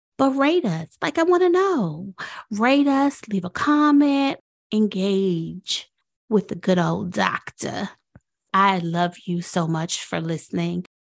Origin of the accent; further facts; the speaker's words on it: Washington, District of Columbia, United States; I am from Washington, D C